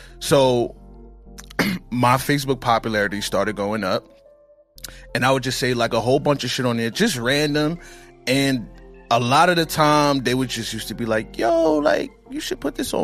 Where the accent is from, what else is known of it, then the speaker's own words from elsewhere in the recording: Brooklyn, New York, United States; also born or lived in Queens; I got adopted, and I've been raised in Brooklyn ever since.